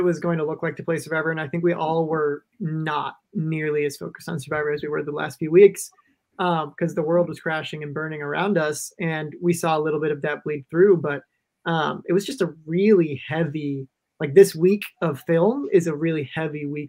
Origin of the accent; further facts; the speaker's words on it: Minnesota, United States; I'm from Minnesota.